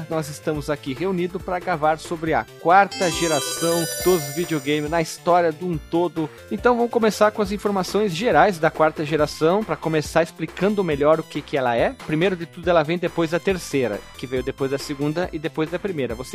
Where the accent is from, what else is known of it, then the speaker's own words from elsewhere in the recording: Brazil; eu, como sou brasileiro da roça e falo mole